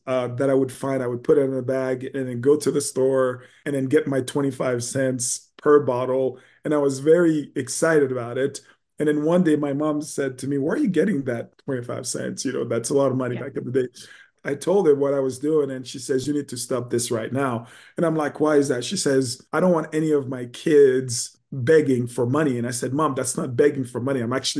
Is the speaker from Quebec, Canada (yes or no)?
yes; Montreal, Quebec, Canada; also born or lived in Haiti; I was born in Haiti, and when I was about 4 or 5 years old, we moved to Montreal, Quebec.